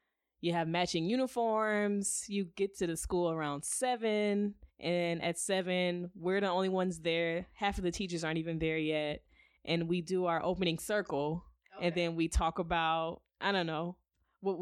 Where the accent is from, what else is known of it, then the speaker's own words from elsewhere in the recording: Detroit, Michigan, United States; moved away as an adult; also born or lived in San Antonio, Texas; now in Arizona, United States; originally I'm from Detroit, Michigan